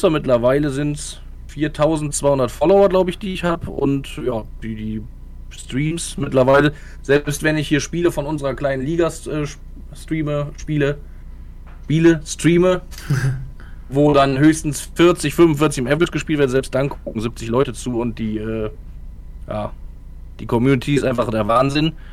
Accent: Gogarten, Thuringia, Germany; Ich bin einfach einer, der in Gogarten aufgewachsen ist

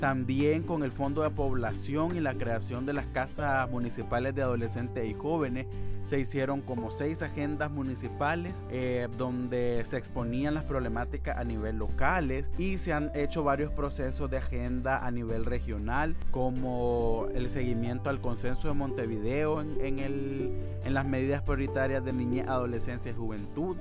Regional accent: Nicaragua; Soy un joven nicaragüense

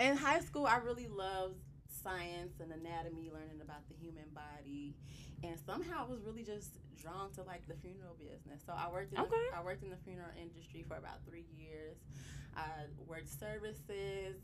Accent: South suburbs of Chicago, Illinois, United States; I'm from the South suburbs

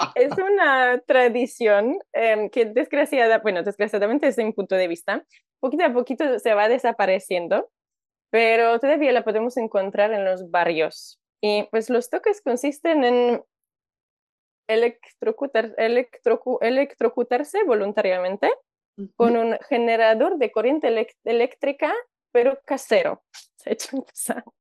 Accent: Warsaw, Masovian Voivodeship, Poland; Spanish is a second language; moved away as an adult; now in Mexico; Soy de Polonia, nací en Varsovia

